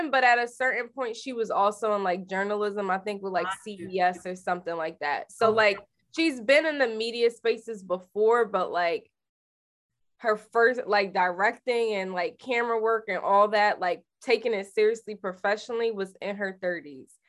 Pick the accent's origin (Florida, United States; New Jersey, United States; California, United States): Florida, United States; Miami; now in Atlanta, United States; I'm from Miami, Ronnie.